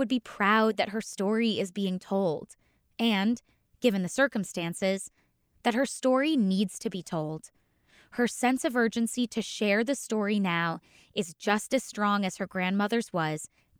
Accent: Ohio, United States; my home state of Ohio

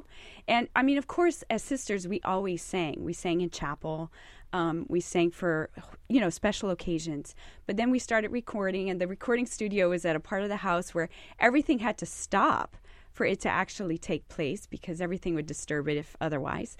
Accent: South Louisiana, United States; now in Los Angeles, United States; I'm originally from South Louisiana, and now I'm stationed in L.A., in California

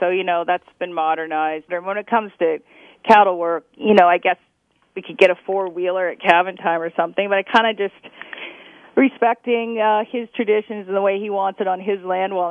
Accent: Iowa, United States; moved away; also born or lived in New York City; I grew up in Iowa in the Midwest in a farming

